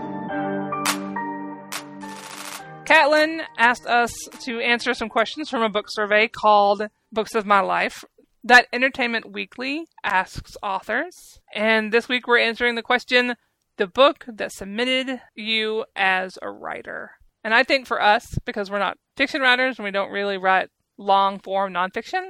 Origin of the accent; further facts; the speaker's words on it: Arkansas, United States; I grew up in Arkansas